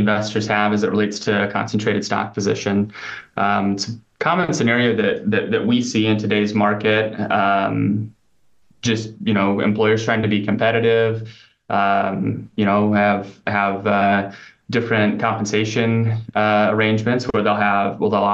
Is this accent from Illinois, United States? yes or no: no; Nebraska, United States; I grew up in Nebraska, but worked in like upstate New York and Pennsylvania, Massachusetts.